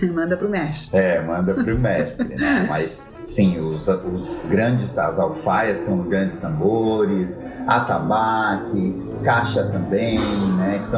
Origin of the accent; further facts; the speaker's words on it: Brasília, Federal District, Brazil; now in Balneário Camboriú, Brazil; Desde que eu cheguei aqui, eu tenho 13 anos que eu vim de Brasília para cá.